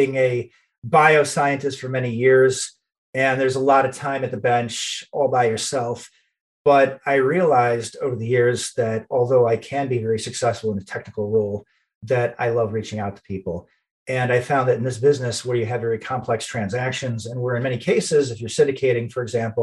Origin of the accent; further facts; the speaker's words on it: a little bit north of Detroit, Michigan, United States; I'm from the Midwest. I grew up in, and I'm still in Michigan, a little bit north of Detroit